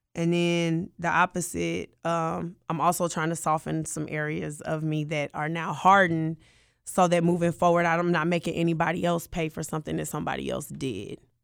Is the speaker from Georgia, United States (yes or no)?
yes; Atlanta, Georgia, United States; I'm from Atlanta, Georgia